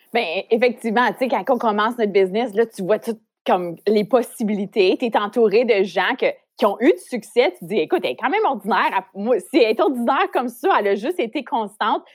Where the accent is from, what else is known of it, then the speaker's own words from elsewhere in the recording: Ontario, Canada; moved away as an adult; now in Montreal, Canada; j'ai grandi en Ontario, comme t'as dit. J'ai déménagé à Montréal pour poursuivre ma carrière dans l'industrie de la mode